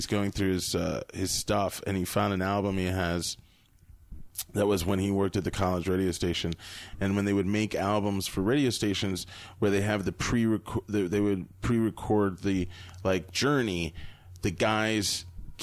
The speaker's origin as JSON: {"language": "English", "region": "Florida", "country": "United States", "tie": "born or raised there", "moved": "yes", "said": "I grew up in Florida"}